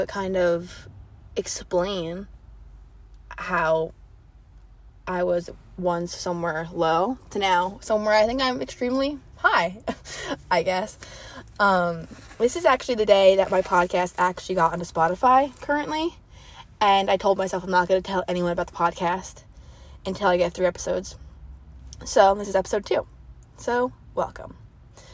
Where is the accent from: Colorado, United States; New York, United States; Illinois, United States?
New York, United States; Wantagh; moved away as an adult; now in Charleston, United States; I come from a small town, so I guess like they call my town, like, I'm from Wantagh, the Wantagh bubble